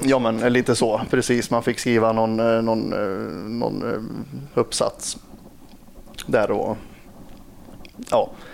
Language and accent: Swedish; Lidköping, Västra Götaland, Sweden; jag är från Lidköping